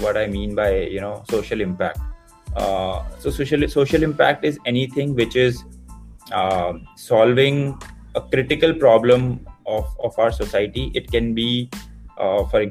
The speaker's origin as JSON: {"language": "English", "region": "Uttarakhand", "country": "India", "tie": "born or raised there", "moved": "yes", "said": "I grew up in Uttarakhand"}